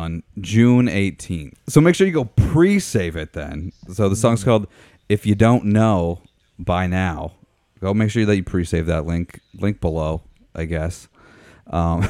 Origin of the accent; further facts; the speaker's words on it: Meaford, Ontario, Canada; Meaford, where I'm from, which is up on Georgian Bay, is also 519.